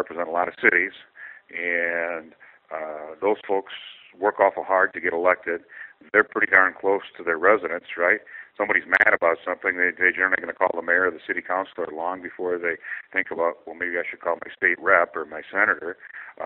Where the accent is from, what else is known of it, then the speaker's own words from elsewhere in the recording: Albert Lea, Minnesota, United States; Albert Lea, my hometown